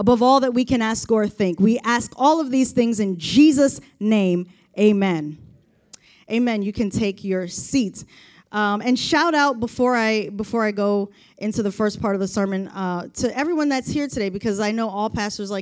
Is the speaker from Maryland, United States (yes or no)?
yes; Baltimore, Maryland, United States; I've been living in Baltimore, growing up in Baltimore